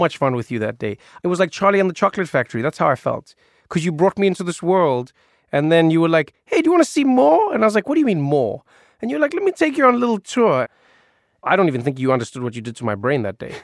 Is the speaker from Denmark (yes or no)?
no; South Africa; I grew up in South Africa